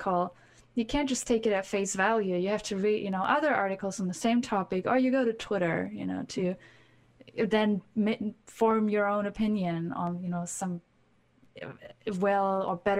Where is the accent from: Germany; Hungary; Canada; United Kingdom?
Germany; growing up in Germany